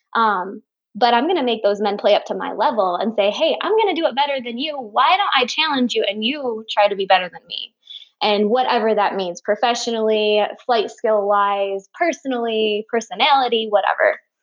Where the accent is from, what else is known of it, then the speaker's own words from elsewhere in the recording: Michigan, United States; I'm from Michigan